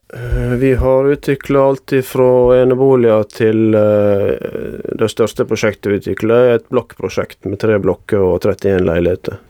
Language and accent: Norwegian; Jølster, Vestland, Norway; moved away as an adult; now in Bergen, Norway; jeg har vokst opp i Jølster i Sogn og Fjordane